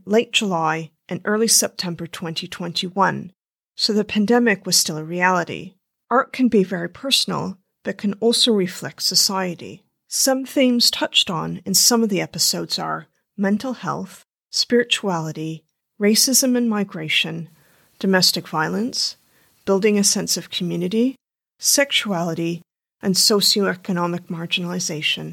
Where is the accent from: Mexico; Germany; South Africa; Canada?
Canada; now in London, United Kingdom; I'm a Canadian photographer who is now based in London, England